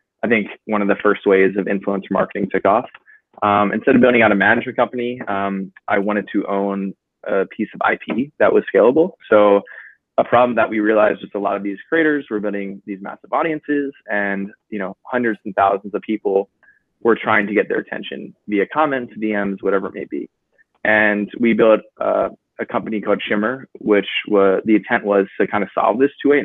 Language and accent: English; New Jersey, United States; I'm from New Jersey originally.